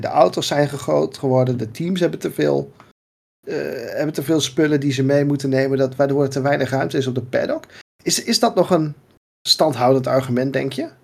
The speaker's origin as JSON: {"language": "Dutch", "country": "Netherlands", "said": "ons als Nederlanders"}